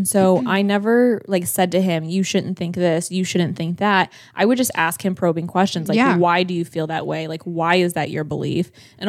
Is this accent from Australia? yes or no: no; Chatham, Ohio, United States; I was from Chatham.